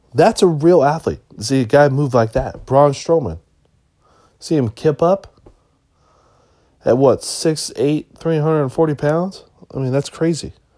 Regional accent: Washington, United States; I'm from Washington State

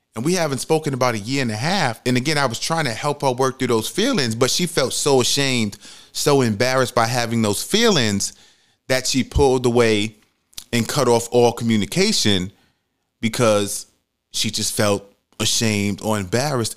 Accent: New York City, New York, United States; moved away as an adult; also born or lived in Georgia; when I first moved to Georgia, I'm from New York City

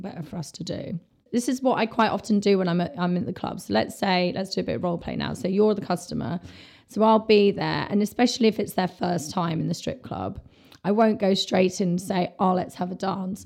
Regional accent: London, United Kingdom; I'm from London

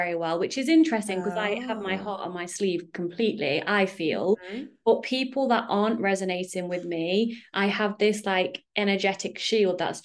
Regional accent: United Kingdom; now in Netherlands; I'm British

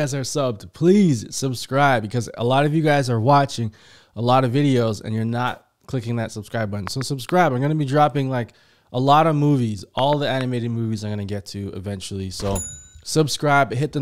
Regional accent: Canada; Canada! That's where I'm from. I'm Canadian, guys. I'm not American

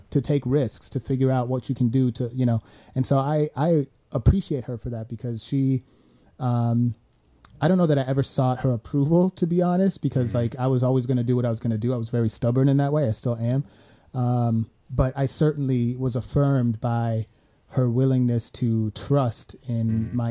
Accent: Sweden; I came from Sweden, her, his, which his is socialist.

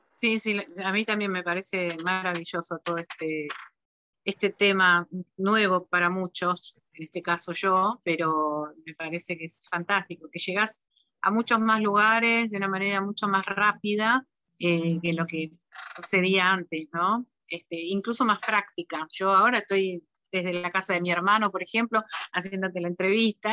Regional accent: Argentina; llegamos los argentinos

